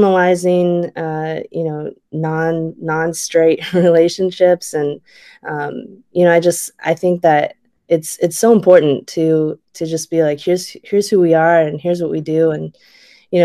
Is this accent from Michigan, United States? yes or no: yes; West Michigan, United States; now in Oakland, United States; I grew up in West Michigan